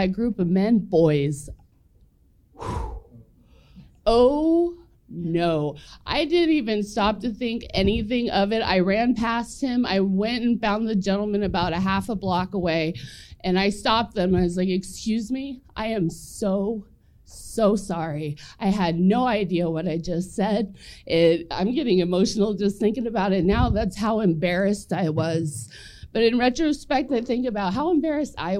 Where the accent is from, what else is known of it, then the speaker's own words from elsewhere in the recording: Junction City, Kansas, United States; moved away as an adult; also born or lived in Denver, Colorado; I grew up in Junction City, Kansas, seconds outside of Fort Riley, Kansas